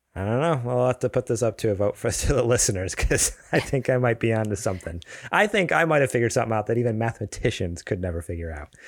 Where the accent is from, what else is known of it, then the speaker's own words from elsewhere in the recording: East Coast, United States; now in California, United States; I grew up on the East Coast.